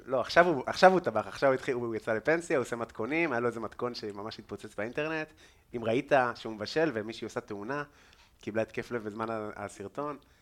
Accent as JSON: {"language": "Hebrew", "town": "Afula", "region": "Northern District", "country": "Israel", "tie": "born or raised there", "also_born_or_lived": "London, United Kingdom / India", "said": "אני מעפולה"}